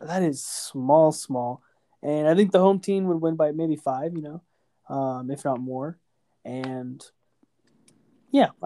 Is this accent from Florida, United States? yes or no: no; Texas, United States; I'm from Texas